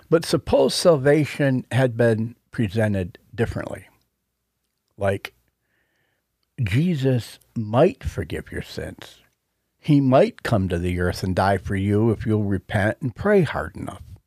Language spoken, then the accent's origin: English; Buffalo, New York, United States; our hometown team